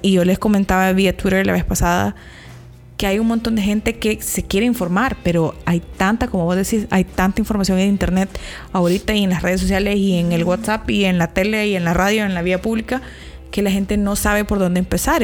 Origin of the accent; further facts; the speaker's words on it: El Salvador; nosotras que somos salvadoreñas